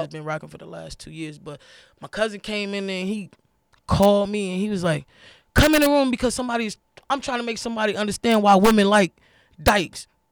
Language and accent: English; New York, United States; also born or lived in Florida; I was actually born in Florida, but I was raised in New York